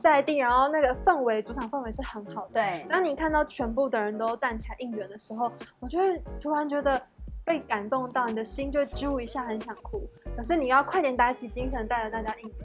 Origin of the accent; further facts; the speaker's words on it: Puli, Nantou County, Taiwan; 我是来自南投埔里，然后我们家乡盛产招百岁